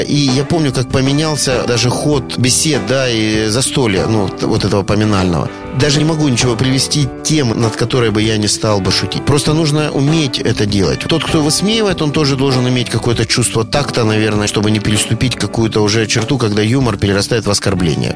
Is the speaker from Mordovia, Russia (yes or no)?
no; Rostov-on-Don, Rostov Oblast, Russia; я дважды отец, ростовчанин и риэлтор